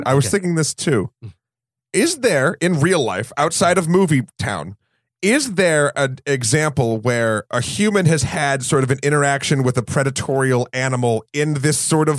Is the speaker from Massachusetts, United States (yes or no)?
no; New Hampshire, United States; I mean, I know how to, I'm from New Hampshire. I know how to handle a bear.